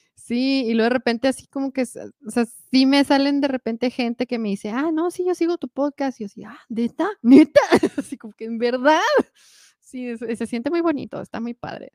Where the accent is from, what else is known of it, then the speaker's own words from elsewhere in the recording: Mexico; yo soy mexicana